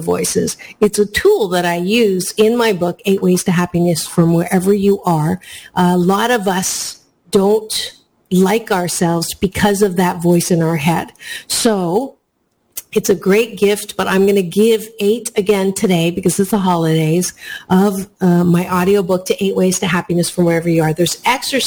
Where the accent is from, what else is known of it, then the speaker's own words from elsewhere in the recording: Canada; now in United States; Black Friday is not something that I grew up with because I was born in Canada